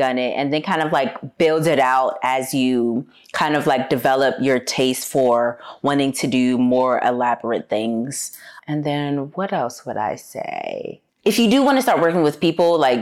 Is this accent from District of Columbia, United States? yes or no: yes; Washington, District of Columbia, United States; moved away as an adult; also born or lived in Harlem, New York / Los Angeles; now in New York, United States; originally I'm from Washington, D.C., moved to New York for the first time 10 years ago.